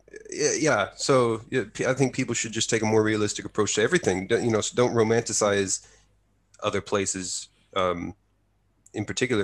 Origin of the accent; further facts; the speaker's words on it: near Waco, Texas, United States; now in Japan; my hometown is about an hour's drive from Waco.